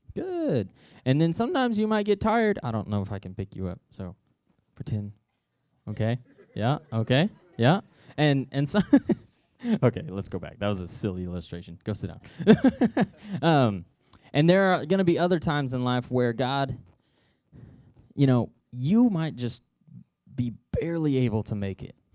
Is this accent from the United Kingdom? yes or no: no; Noel, Missouri, United States; I grew up in Nole, Missouri